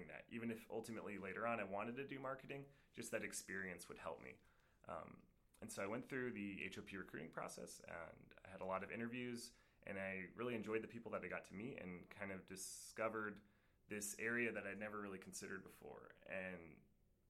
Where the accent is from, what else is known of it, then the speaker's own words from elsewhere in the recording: Albuquerque, New Mexico, United States; moved away as an adult; also born or lived in Japan; I'm from Albuquerque, New Mexico, and I went to school at the University of New Mexico back home